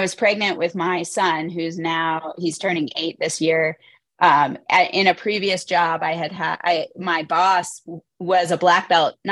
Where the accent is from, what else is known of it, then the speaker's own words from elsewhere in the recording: Northern Virginia, United States; now in Utah, United States; I grew up in Northern Virginia, outside